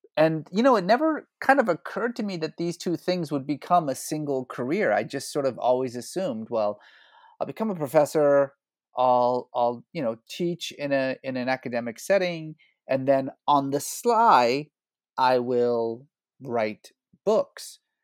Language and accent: English; Iran; also born or lived in Oklahoma, United States; now in United States; I was born in Iran